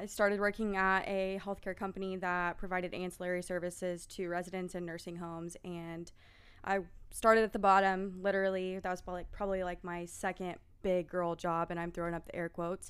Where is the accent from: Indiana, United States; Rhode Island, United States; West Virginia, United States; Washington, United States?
Indiana, United States; also born or lived in Pensacola; Born and raised in Indiana.